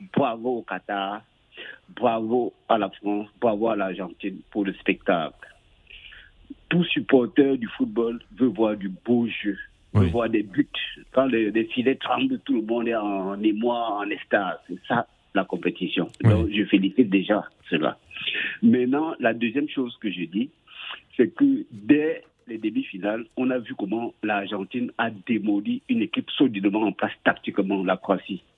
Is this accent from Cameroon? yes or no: yes; Cameroon; quand j'étais petit au Cameroun